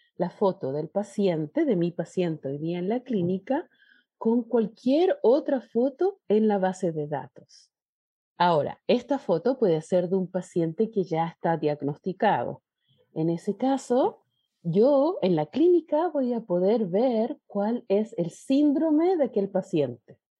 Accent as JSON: {"language": "Spanish", "country": "Chile", "said": "Chile, que es de donde yo vengo"}